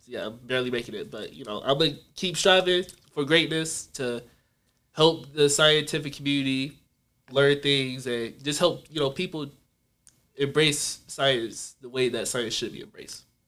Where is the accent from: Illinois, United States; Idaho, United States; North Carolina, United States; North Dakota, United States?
North Carolina, United States; I'm from North Carolina